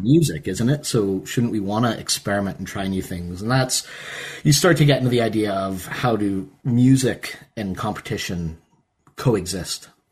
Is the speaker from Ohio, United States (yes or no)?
yes; Perrysburg, Ohio, United States; moved away; also born or lived in Pittsburgh, Pennsylvania; I'm obviously from the States. I, I was born in Pittsburgh. I grew up in Northwest Ohio in a town called Perrysburg.